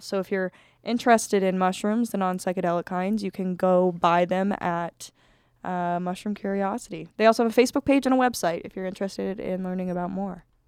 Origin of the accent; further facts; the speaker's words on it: Colorado, United States; I'm from Colorado